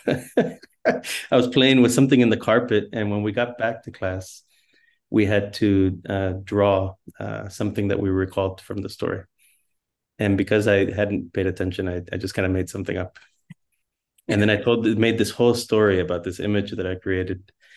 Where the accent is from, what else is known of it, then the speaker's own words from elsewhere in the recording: Miami, Florida, United States; moved away as an adult; also born or lived in Nebraska; Growing up in Miami